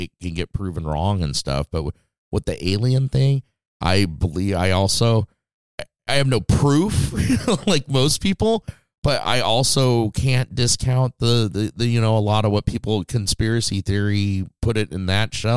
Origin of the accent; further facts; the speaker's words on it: Las Vegas, Nevada, United States; Growing up in Las Vegas, like we did, and spending lots of time out in the desert